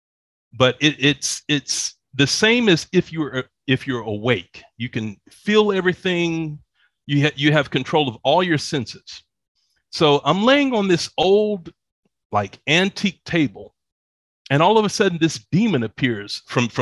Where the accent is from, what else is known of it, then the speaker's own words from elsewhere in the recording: Atlanta, Georgia, United States; moved away as an adult; also born or lived in Dallas, Texas; now in Bogota, Colombia; I grew up in Atlanta